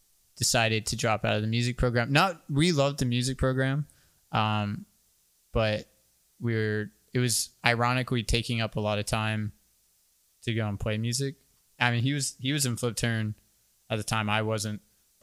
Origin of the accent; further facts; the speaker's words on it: Orlando, Florida, United States; moved away as an adult; also born or lived in Jacksonville, Florida; now in Fernandina Beach, United States; I'm originally from Orlando, moved to Jacksonville for college, and then moved up to Fernandina.